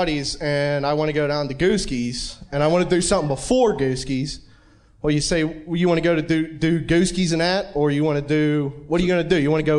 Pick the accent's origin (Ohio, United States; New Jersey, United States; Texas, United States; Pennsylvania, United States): Pennsylvania, United States; accent: Yinzer; I grew up in Tranum, Pennsylvania. It's right up 28. And I can't even tell I have an accent.